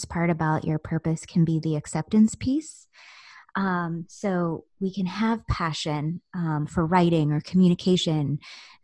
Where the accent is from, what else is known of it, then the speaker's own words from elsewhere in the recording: Southern United States, United States; also born or lived in Virginia Beach, Virginia / New York; Growing up in the Southern United States